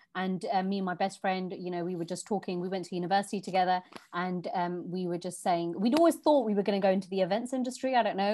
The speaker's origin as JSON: {"language": "English", "region": "London", "country": "United Kingdom", "tie": "born or raised there", "also_born_or_lived": "Virginia Water, Surrey", "moved": "yes", "said": "I was born and raised in Southall, West London"}